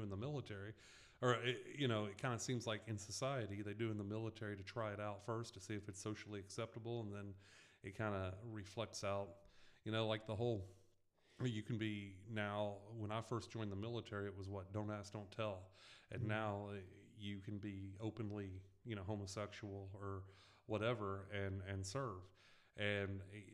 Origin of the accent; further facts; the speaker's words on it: the South, United States; growing up in the South